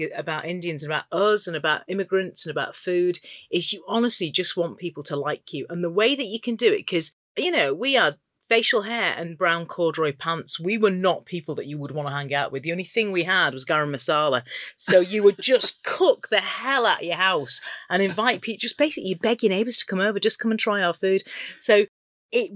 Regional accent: Skelmersdale, North West England, United Kingdom; also born or lived in Ormskirk; I actually was raised in Skem, which is very different. New Skem was the spillover from Liverpool.

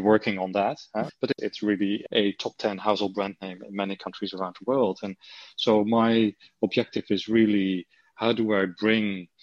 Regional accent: Netherlands; accent: Dutch; English is a second language; moved away as an adult; although the accent never really has gone, you know, so I still have my Dutch accent.

